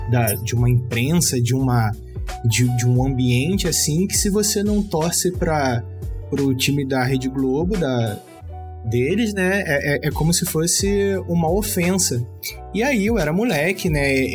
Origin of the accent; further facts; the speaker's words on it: Rio de Janeiro, Brazil; Eu sou da, sou da Zona Norte do Rio de Janeiro, sou do bairro do Fenômeno, sou de Bento Ribeiro